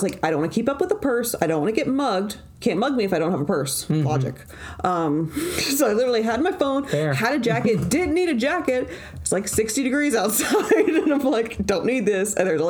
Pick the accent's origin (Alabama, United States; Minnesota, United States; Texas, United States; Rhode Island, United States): Alabama, United States; Huntsville; I tell them I'm from Huntsville